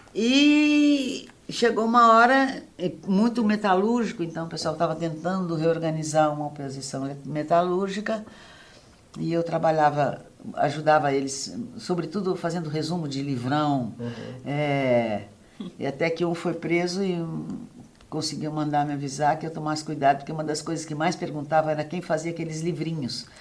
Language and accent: Portuguese; Santos, São Paulo, Brazil; now in Paraíba, Brazil; Eu nasci em Santos